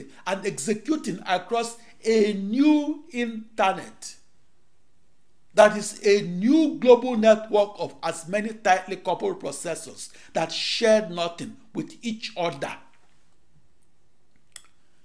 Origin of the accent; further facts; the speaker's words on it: Akure, Ondo, Nigeria; moved away as an adult; also born or lived in Silver Spring, Maryland / Washington, D.C.; now in United States; I was born on August 23, 1954, in Akure, in the British West African colony of Nigeria.